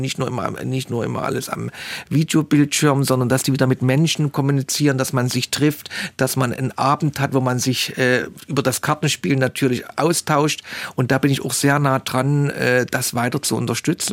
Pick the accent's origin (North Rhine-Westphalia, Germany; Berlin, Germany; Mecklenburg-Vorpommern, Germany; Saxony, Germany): Saxony, Germany; Leipzig; Wir kennen als Leipziger das alles noch